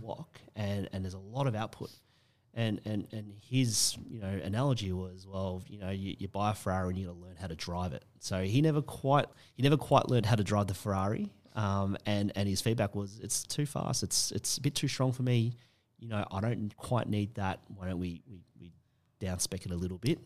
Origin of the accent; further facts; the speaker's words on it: Australia; how we feel about being Australian now.